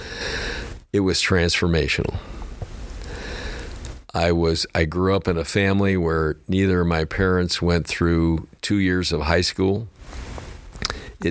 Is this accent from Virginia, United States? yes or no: no; St. Louis, Missouri, United States; moved away as an adult; I had never been out of St. Louis in my entire life